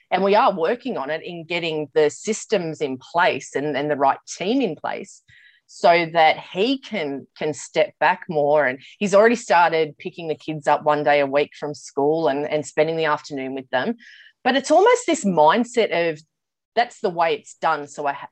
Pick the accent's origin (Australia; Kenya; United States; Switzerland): Australia; Sydney, New South Wales; also born or lived in New Zealand; I am in Sydney, mm. born and bred in Sydney. I did do a year living in New Zealand